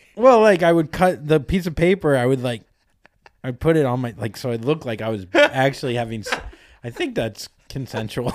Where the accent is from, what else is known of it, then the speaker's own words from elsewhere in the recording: Florida, United States; now in Los Angeles, United States; I'm from Florida, and I'm from part, the part of Florida where no one really does shit